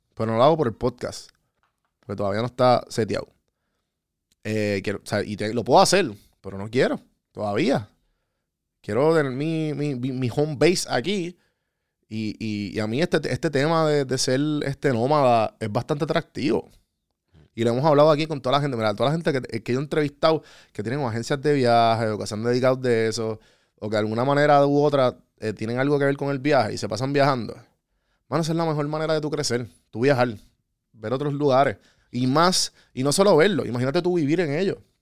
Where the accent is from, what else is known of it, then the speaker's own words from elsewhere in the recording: Puerto Rico; moved away as an adult; also born or lived in Atlanta, United States; nosotros como puertorriqueños y como hispanos